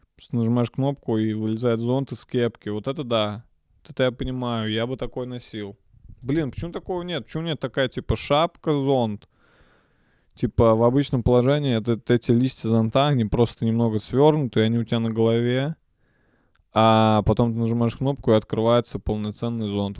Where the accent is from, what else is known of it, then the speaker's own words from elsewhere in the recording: Nizhny Novgorod, Nizhny Novgorod Oblast, Russia; я родился в Нижнем Новгороде